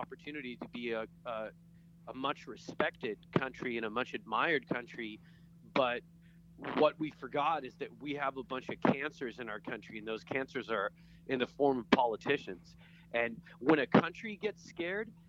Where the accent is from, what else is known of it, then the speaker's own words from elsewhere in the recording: Cairo, Cairo Governorate, Egypt; now in Los Angeles, United States; I was born in Cairo, Egypt